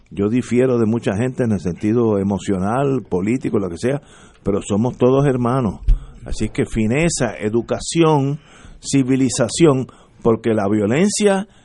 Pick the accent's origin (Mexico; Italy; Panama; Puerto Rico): Puerto Rico; Yo soy puertorriqueño que hubiera nacido en la luna.